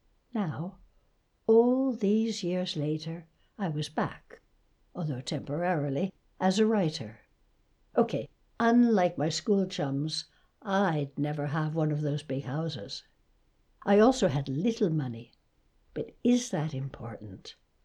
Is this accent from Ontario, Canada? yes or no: yes; Toronto, Ontario, Canada; moved away; I grew up in Toronto but left long ago. It's quite an experience coming back to a place you once knew.